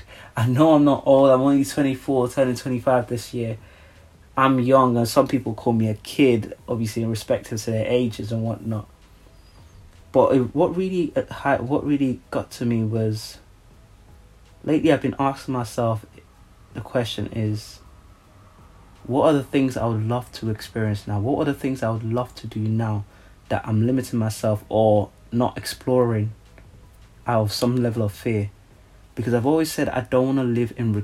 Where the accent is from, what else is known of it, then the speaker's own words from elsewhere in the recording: Nigeria; I'm from Nigeria